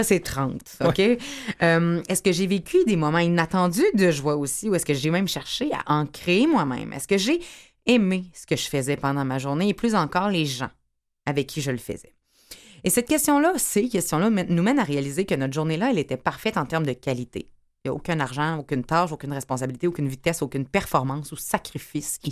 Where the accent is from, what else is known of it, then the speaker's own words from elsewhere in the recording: Quebec City, Quebec, Canada; j'étais en centre cardinal Villeneuve très, très longtemps. Je viens de Québec